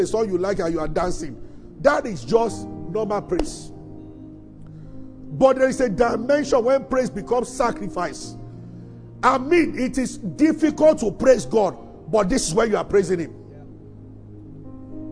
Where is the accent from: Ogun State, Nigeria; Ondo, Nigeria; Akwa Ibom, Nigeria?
Ogun State, Nigeria; Abeokuta; we grew up in Abeokuta